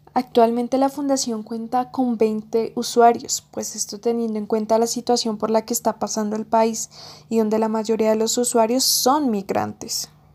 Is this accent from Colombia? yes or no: yes; Colombia; así somos los colombianos